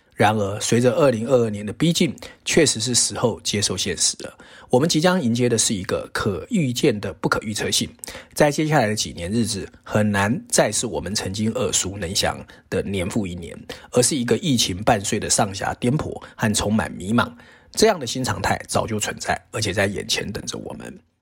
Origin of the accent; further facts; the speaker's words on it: Taiwan; 在台湾长大的我们